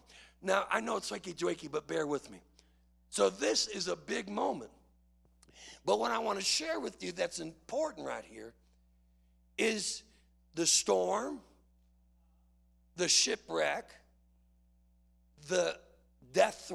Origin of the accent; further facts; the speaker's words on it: Chicago, Illinois, United States; I grew up in Chicago